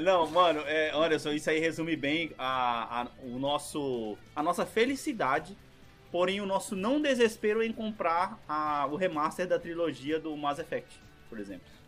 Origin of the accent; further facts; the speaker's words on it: Brazil; moved away; ainda sou brasileiro